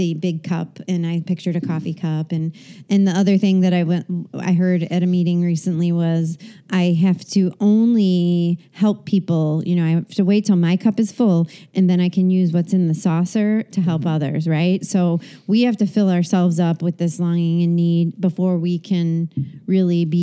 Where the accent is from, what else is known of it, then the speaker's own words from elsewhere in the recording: Chicago, Illinois, United States; accent: Chicago; I hate my Chicago accent